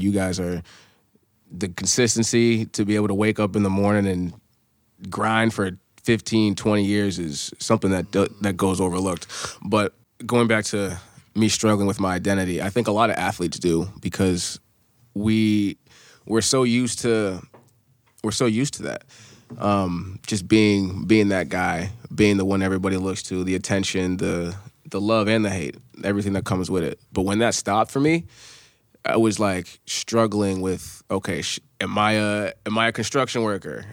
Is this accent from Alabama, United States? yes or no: no; Amherst, New Hampshire, United States; growing up, I'm from Amherst, New Hampshire